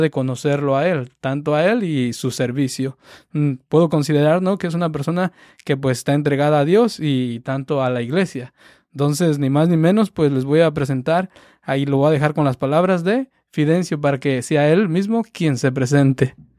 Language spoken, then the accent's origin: Spanish; Cherán, Michoacán, Mexico; Del mismo pueblo de allá donde yo soy, de Cherán.